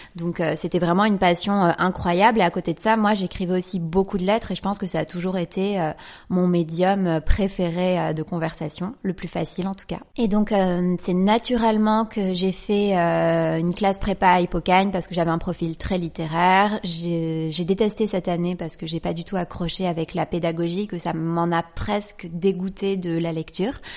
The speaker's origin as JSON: {"language": "French", "area": "Les Martigues area, near Marseille", "region": "Provence-Alpes-Côte d'Azur", "country": "France", "said": "je viens du sud de la France, d'une petite ville qui s'appelle le Marti, qui est à 20 minutes de Marseille."}